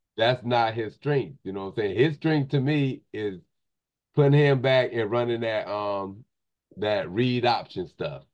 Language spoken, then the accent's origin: English; Tampa Bay area, Florida, United States; I'm from the Tampa Bay area